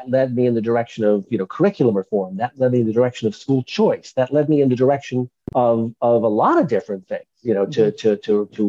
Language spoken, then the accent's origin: English; Long Island, New York, United States; I grew up on Long Island.